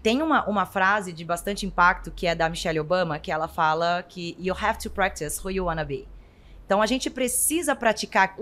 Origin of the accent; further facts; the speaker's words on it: interior of Goiás, Brazil; Eu sou do interior de Goiás